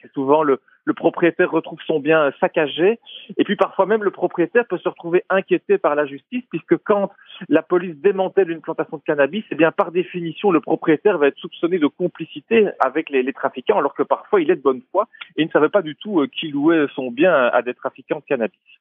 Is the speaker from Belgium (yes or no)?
yes; Belgium; chez nous en Belgique